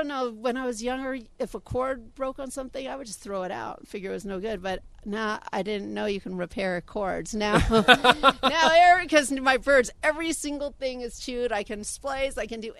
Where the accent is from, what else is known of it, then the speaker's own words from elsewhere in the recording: Los Angeles, California, United States; moved away as an adult; now in Pahrump, United States; Los Angeles, born and raised.